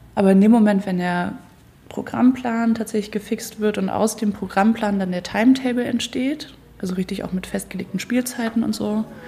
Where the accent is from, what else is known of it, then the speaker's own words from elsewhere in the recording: Marburg, Hesse, Germany; now in Hamburg, Germany; Ich komme ursprünglich ja aus Marburg an der Lahn. Da bin ich aufgewachsen.